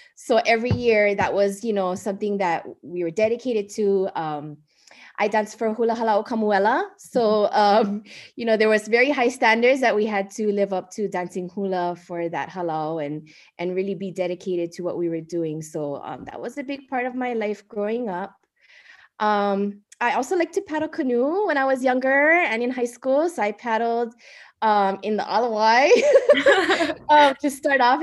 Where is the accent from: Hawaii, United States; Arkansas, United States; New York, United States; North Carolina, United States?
Hawaii, United States; Kaneohe; moved away as an adult; now in Hilo, United States; I am originally from Kaneohe, Oahu